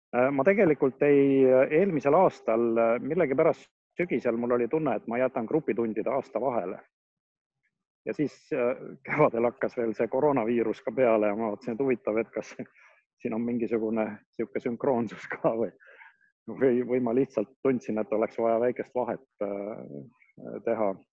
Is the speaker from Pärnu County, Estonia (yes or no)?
yes; Pärnu, Pärnu County, Estonia; ma olen pärnakas